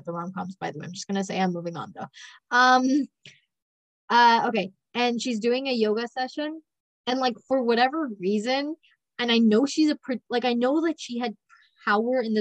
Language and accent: English; Canada; accent: Canadian; We're in Canada. I'm Canadian. I've got the accent.